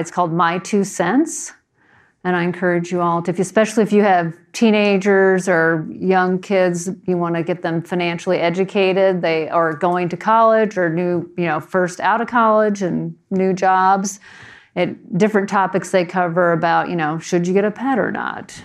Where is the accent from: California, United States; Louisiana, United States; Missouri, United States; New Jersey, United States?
New Jersey, United States; moved away; I was growing up in New Jersey